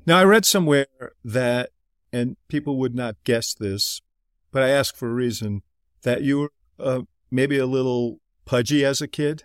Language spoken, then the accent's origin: English; Midwest, United States; also born or lived in New York; Even though I was born in New York, I've spent most of my life in the Midwest